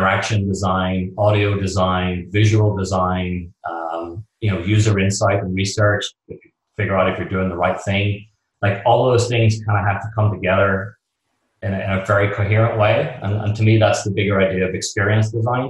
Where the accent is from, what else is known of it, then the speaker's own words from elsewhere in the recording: Belfast, Northern Ireland, United Kingdom; moved away as an adult; also born or lived in London; now in New York, United States; I'm from Belfast in Northern Ireland. And pretty much at like 18, like most of my friends at the time, we were growing up in Belfast